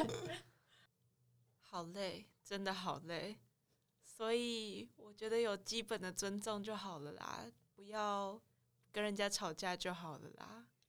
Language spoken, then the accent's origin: Chinese; Taiwan; 我如果是我一个台湾人去工作